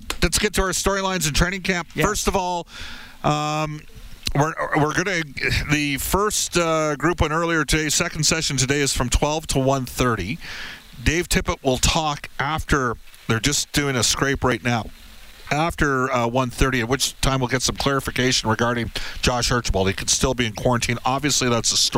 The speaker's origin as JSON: {"language": "English", "town": "Edmonton", "region": "Alberta", "country": "Canada", "tie": "born or raised there", "said": "I grew up in Edmonton here"}